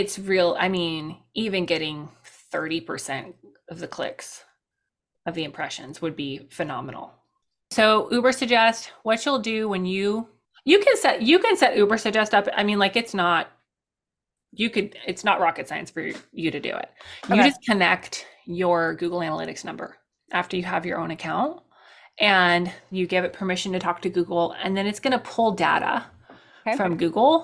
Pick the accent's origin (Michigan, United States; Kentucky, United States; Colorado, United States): Colorado, United States; I grew up in Colorado